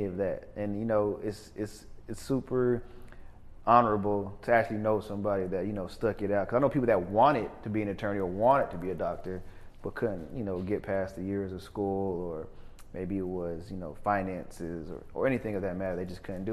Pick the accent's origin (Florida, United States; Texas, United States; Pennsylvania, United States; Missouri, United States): Texas, United States; Killeen; also born or lived in Brooklyn, New York / Panama; now in Dallas, United States; I spent like my adult years, like high school, et cetera, in Killeen, small city in Texas